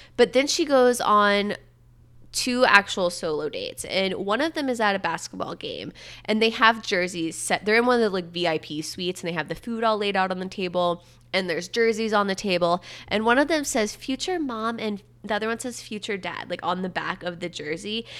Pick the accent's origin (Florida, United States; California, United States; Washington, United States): Florida, United States; Satellite Beach; I'm from Satellite Beach. It's the same county as Cape Canaveral